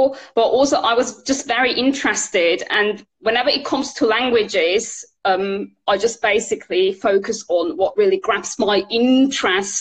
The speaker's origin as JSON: {"language": "English", "country": "Switzerland", "tie": "born or raised there", "said": "I was actually born and bred in Switzerland. My mom is English, and well, I was born and bred in Switzerland"}